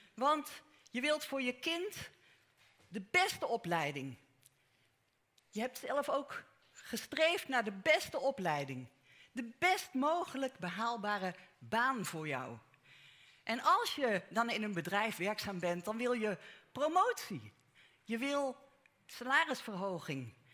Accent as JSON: {"language": "Dutch", "country": "Netherlands", "tie": "born or raised there", "said": "persoonlijk ben ik in Nederland geboren. Nederlandse ouders, Nederlandse grootouders aan beide kanten"}